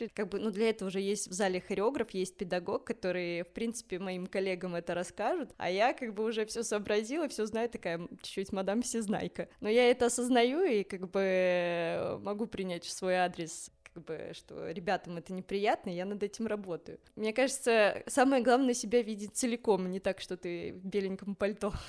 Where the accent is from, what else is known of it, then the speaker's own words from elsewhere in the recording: Minsk, Belarus; now in Moscow, Russia; я родилась э, в Минске, в Беларуси